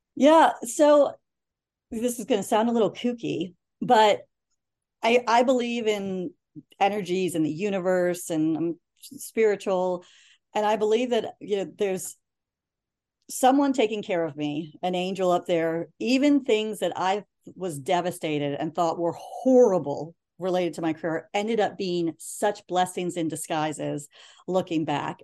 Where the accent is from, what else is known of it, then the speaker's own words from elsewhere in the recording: Reston, Virginia, United States; also born or lived in Turkey / Harrisonburg, Virginia; I grew up in Northern Virginia